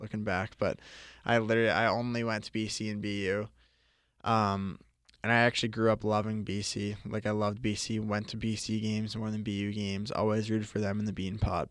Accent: Boston, Massachusetts, United States; also born or lived in Florida; growing up in Boston

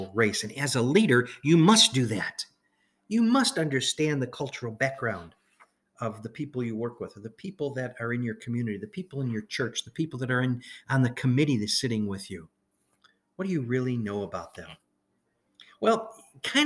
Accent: Chicago, Illinois, United States; when I was a kid growing up in Chicago

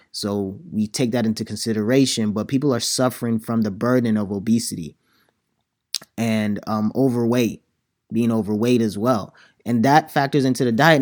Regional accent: Nigeria; as a Nigerian

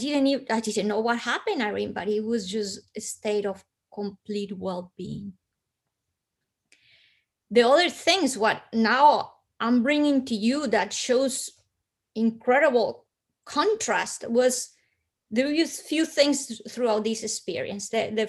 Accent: Bogotá, Bogotá Capital District, Colombia; because I am from Colombia, I come from hot weather country. But Bogota's high up in the Andes, almost 10,000 feet.

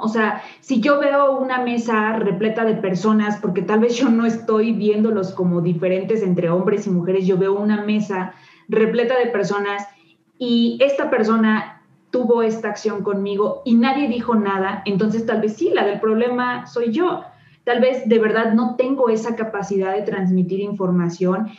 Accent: Mexico; somos mexicanos

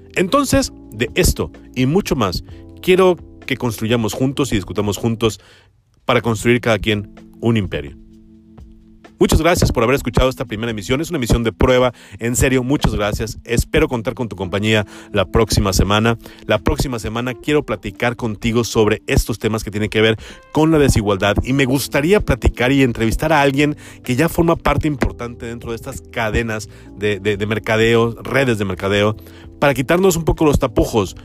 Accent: Mexico

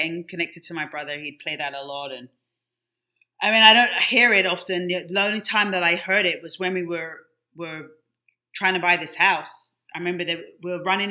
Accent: London, United Kingdom; moved away; when I was growing up in London, my teenage years

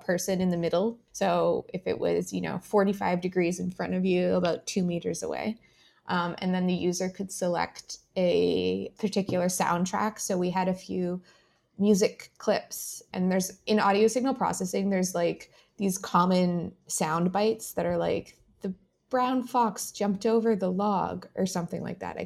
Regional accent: Ottawa, Ontario, Canada; I grew up in Ottawa, so I didn't have to make any decisions about living in a specific location because I could just move back in with mom and dad

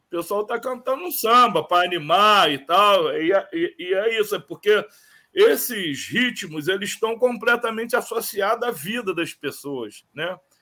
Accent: Rio de Janeiro, Brazil; Eu, eu sou cria do Morro do Tuiti

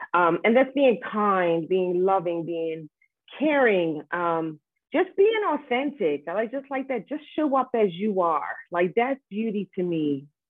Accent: Bermuda; grow up into this wonderful island where I am connected with family and friends

